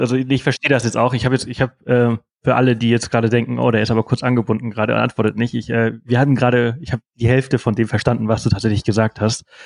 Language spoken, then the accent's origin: German; Mallorca, Balearic Islands, Spain; ich komme aus Mallorca